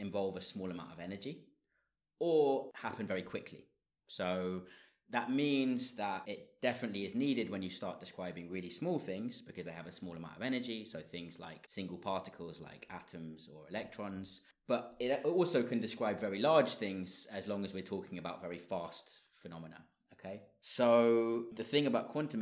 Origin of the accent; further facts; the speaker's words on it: London, United Kingdom; moved away as an adult; also born or lived in Leeds / Germany; now in Dublin, Ireland; I'm originally from London